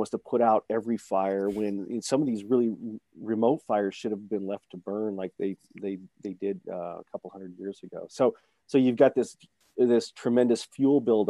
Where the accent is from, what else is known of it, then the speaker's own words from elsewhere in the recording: Black Hills, South Dakota, United States; I'm originally from the Black Hills of South Dakota.